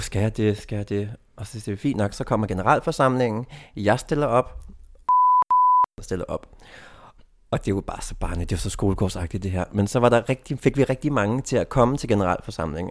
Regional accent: Denmark; moved away; min egen provins, hvor jeg kommer fra

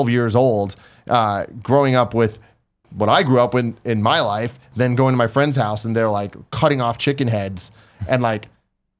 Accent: San Francisco, California, United States; I grew up in San Francisco

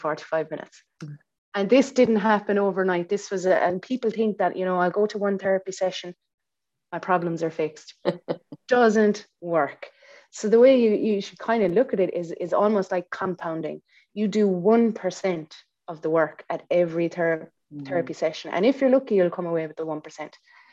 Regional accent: Ireland; we're Irish

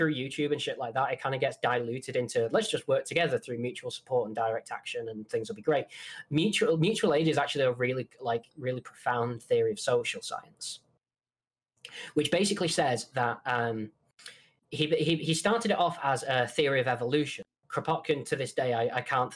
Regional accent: Manchester, North West England, United Kingdom; accent: Mancunian; But I'm Northern. I'm from Manchester

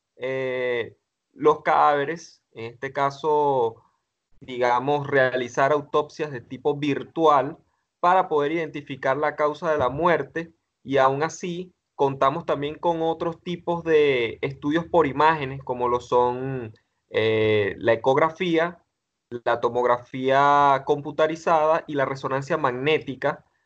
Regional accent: Venezuela; en mi país, acá Venezuela

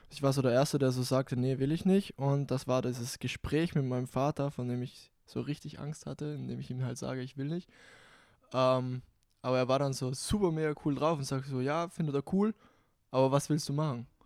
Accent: Bolzano, Trentino-Alto Adige, Italy; moved away as an adult; now in Graz, Austria; Geboren in Südtirol, geboren in Bozen, Südtirol. Mit 18 nach Graz gezogen nach Österreich und deshalb habe ich keinen genauen Dialekt. Also es ist so eine Mischung.

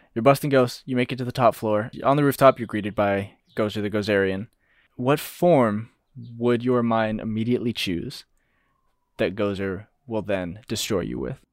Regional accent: United States; We're American

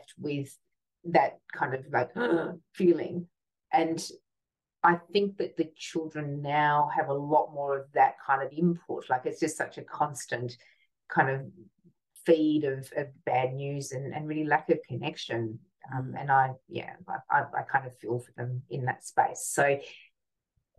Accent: Hobart, Tasmania, Australia; I grew up in Hobart, and it was kind of like a country town in the 70s.

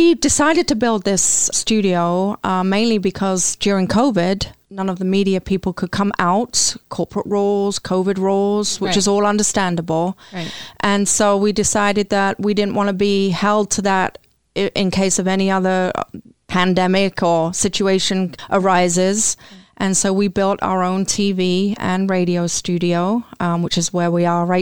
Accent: London, United Kingdom; moved away as an adult; now in Flint, United States; I come from London, England

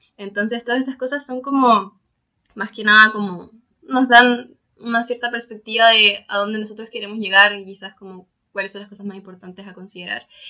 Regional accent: Chile; nosotros valoramos como, como chilenos, como chilenas

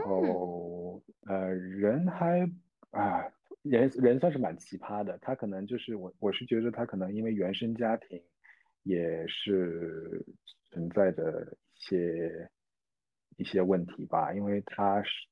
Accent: Jiangsu, China; moved away as an adult; also born or lived in Guangzhou; now in New Zealand; 我是江苏人，在广州上学

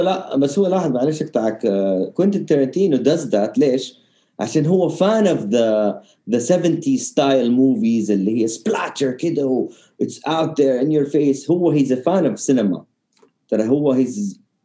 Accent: Jeddah, Makkah Province, Saudi Arabia; also born or lived in Riyadh; لما كنت صغير كنت ساكن في الرياض الين ثالثه ابتدائي تقريبا وكنت دائما اشرد جده عشان كل قرايبي هنا كل اهلي هنا

